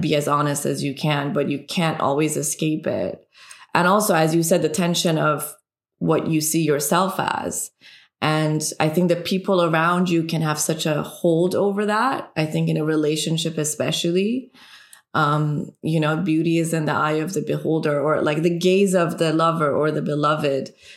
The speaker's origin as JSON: {"language": "English", "country": "Iran", "tie": "born or raised there", "also_born_or_lived": "Canada", "second_language": "English", "moved": "yes", "said": "a woman growing up in Iran"}